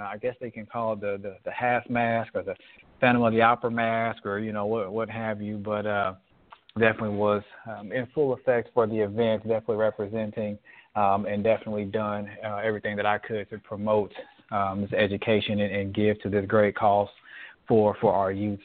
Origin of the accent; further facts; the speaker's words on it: United States; as an American citizen